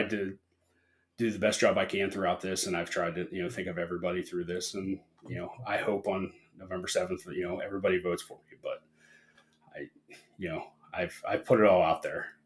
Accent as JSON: {"language": "English", "town": "Negley", "region": "Ohio", "country": "United States", "tie": "born or raised there", "lives_now": "East Palestine, United States", "said": "growing up in Negley, like I knew everybody"}